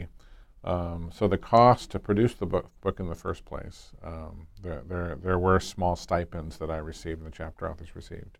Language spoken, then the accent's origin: English; Nevada, United States; moved away as an adult; now in Stillwater, United States; I worked for one of the U.S. senators from my home state of Nevada